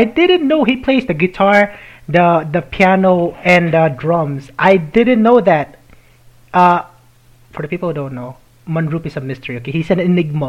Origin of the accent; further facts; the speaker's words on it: Philippines; I'm Filipino.